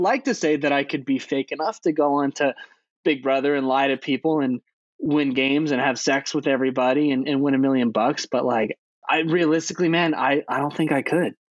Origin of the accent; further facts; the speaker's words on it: Arizona, United States; we're from Arizona